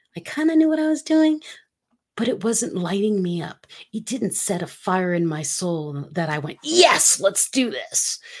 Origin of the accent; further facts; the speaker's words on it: Philippines; moved away; I'm from the Philippines, for those of you who do not know that. I am half Filipina